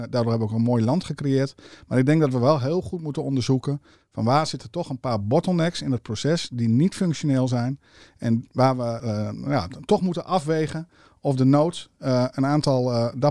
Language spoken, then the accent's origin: Dutch; North Netherlands, Netherlands; ik ben een Noorderling, dus ik durf dan toch even een knipoog te maken naar, naar het concept van het Deltaplan